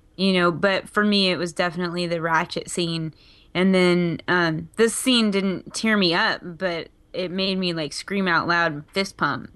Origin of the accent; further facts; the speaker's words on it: Texas, United States; being a Texan